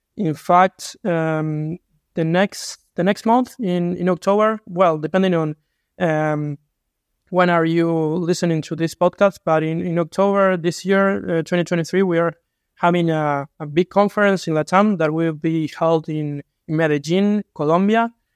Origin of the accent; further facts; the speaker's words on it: Uruguay; I'm from Uruguay